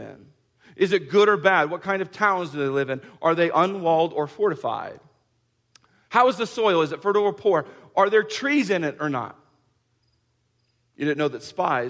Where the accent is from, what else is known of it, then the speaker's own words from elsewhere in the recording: Kansas, United States; we're from Kansas